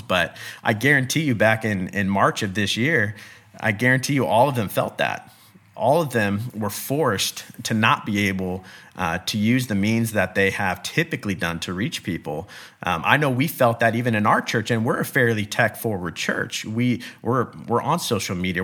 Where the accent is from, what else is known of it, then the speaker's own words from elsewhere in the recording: Bakersfield, California, United States; I'm California born and raised, I was born in the Central Valley in Bakersfield